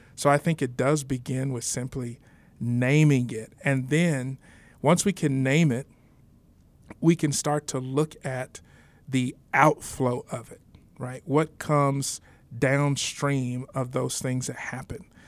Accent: San Antonio, Texas, United States; moved away as an adult; now in Denver, United States; born and raised in San Antonio, Texas

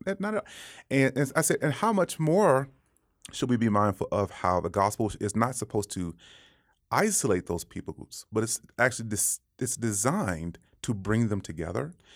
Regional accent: Dallas, Texas, United States; moved away as an adult; now in Denver, United States; growing up in Dallas

